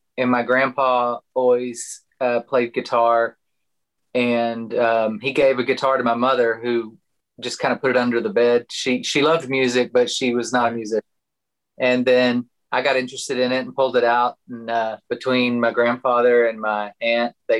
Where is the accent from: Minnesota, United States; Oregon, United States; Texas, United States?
Texas, United States; Chico; I grew up in kind of northwest of here in a little town called Chico